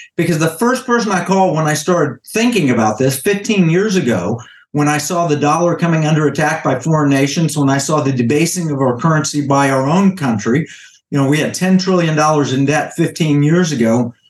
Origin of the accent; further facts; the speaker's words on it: Oklahoma, United States; I am from Oklahoma, but actually from Creek territory. I'm Cherokee. I was born on a reservation.